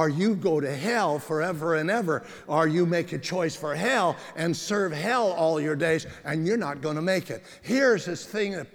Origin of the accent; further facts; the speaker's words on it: San Bernardino, California, United States; I'm from San Bernardino